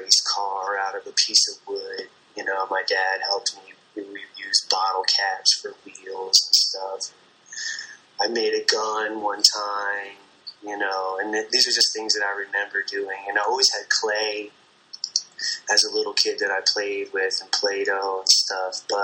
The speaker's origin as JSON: {"language": "English", "region": "central New Jersey", "country": "United States", "tie": "born or raised there", "moved": "yes", "said": "I'm from New Jersey originally, just the suburbs in central New Jersey."}